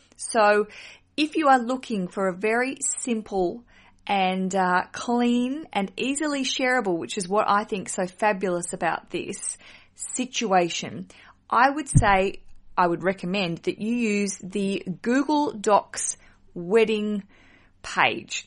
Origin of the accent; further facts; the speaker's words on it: Australia; accent: Australian; my accent is from Australia